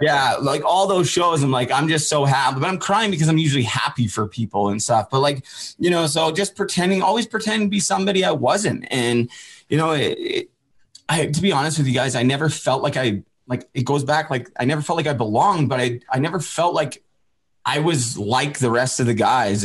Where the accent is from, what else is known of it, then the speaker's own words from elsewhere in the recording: Port Coquitlam, British Columbia, Canada; I'm originally from Port Coquitlam. I always just say Vancouver because it's easier